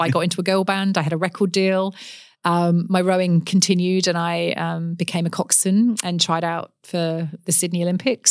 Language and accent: English; Forest of Dean, Gloucestershire, South West England, United Kingdom; accent: English; moved away as an adult; now in Perth, Australia; I grew up in the West Country, um, in England, in Gloucestershire, in the Forest of Dean